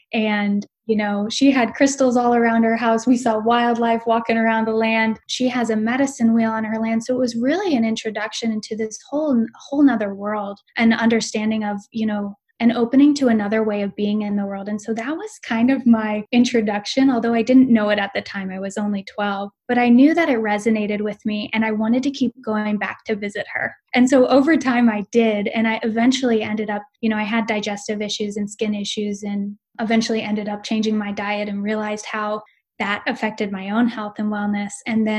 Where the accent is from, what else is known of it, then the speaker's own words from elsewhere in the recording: Boise, Idaho, United States; So I am originally from Boise, Idaho, and I moved around a lot growing up.